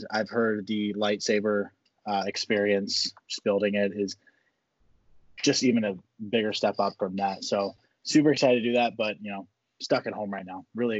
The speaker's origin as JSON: {"language": "English", "town": "Fort Myers", "region": "Florida", "country": "United States", "tie": "born or raised there", "said": "I am also a born and raised Floridian. I am the third generation to be born and raised in my hometown of Fort Myers, Florida. I'm 24 years old."}